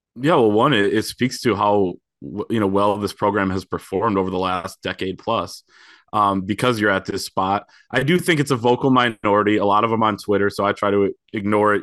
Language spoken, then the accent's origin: English; Grand Rapids, Michigan, United States; I grew up in Grand Rapids